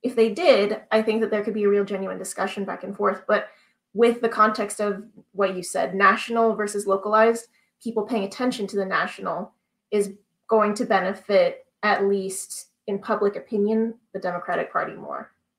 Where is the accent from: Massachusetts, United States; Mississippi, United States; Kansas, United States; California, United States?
Kansas, United States; it's very easy to say, okay, I'm from Kansas, so the really only important people to vote for are the senators from Kansas